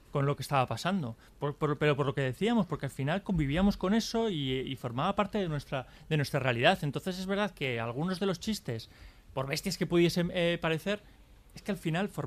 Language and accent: Spanish; Vitoria-Gasteiz, Basque Country, Spain; yo soy de Vitoria, quiero decir.